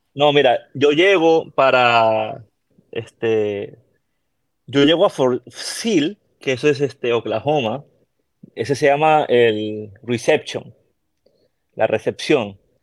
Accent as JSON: {"language": "Spanish", "region": "Callao", "country": "Peru", "tie": "born or raised there", "also_born_or_lived": "Puerto Rico", "accent": "latino", "moved": "as an adult", "lives_now": "Texas, United States", "said": "Yo soy de Lima, pero del puerto que se llama el Callao"}